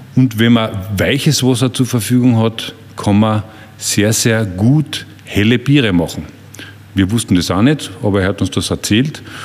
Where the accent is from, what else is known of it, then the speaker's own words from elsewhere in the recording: Wörthersee, Carinthia, Austria; Ich bin ein Kind des Wörthersees, ein Gastronomiekind.